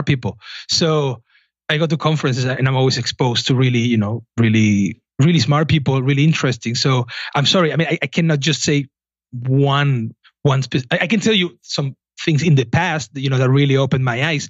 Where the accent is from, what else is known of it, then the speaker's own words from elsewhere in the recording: southern Spain, Spain; moved away; I'm from southern Spain